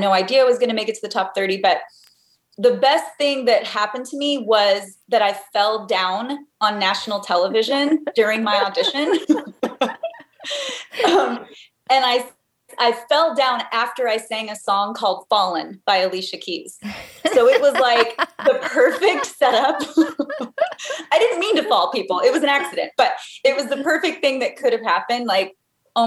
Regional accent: Texas, United States; moved away as an adult; also born or lived in California; now in Indiana, United States; I'm a Texas girl. I grew up in Texas, lived there till I was about 20

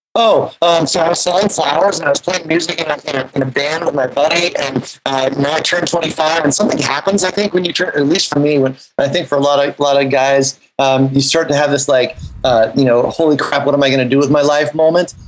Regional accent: Half Moon Bay, California, United States; moved away as an adult; also born or lived in New York City; I grew up in Half Moon Bay

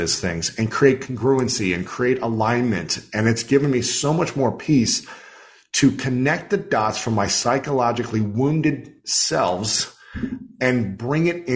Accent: Ohio, United States; growing up in Ohio

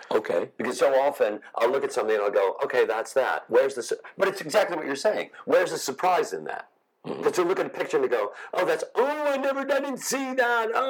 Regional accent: Chicago, Illinois, United States; I came. I, from, I come from Chicago.

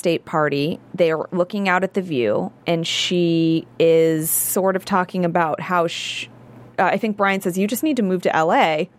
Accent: San Francisco, California, United States; now in Los Angeles, United States; I'm from San Francisco. I'm from the Bay Area.

